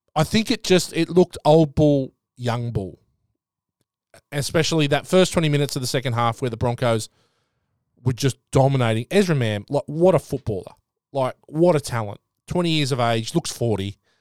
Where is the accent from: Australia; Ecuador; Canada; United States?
Australia; New South Wales; moved away; I'm from New South Wales